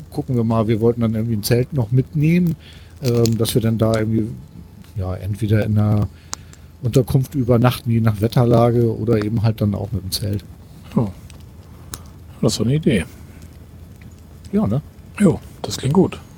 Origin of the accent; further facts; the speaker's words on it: Hamburg, Germany; ich komme aus Hamburg und bin gerade in Wedel